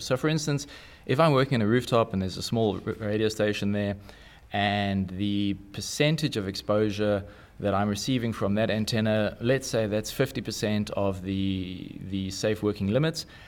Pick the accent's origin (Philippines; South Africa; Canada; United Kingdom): South Africa; I'm South African